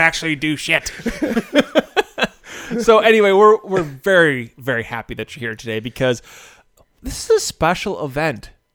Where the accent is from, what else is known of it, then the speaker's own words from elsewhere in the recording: United States; I'm an American